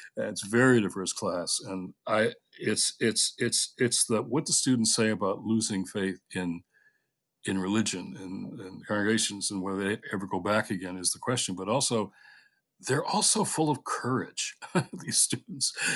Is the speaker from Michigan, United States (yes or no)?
yes; Detroit, Michigan, United States; When I was a kid, you know, growing up in Detroit